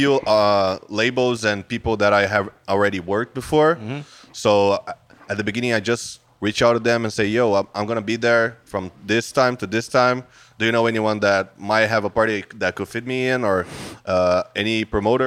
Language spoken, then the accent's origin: English; Brazil; I have Portuguese, family, but I was born in Brazil.